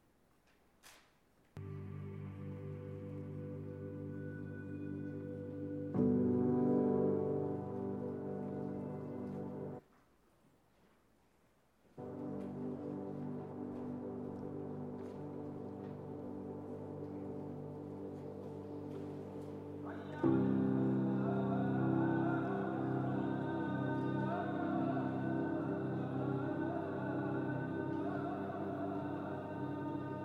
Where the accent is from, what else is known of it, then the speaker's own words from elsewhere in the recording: Cincinnati, Ohio, United States; moved away as an adult; also born or lived in Wake Forest, North Carolina; now in Taiwan; I'm from Cincinnati originally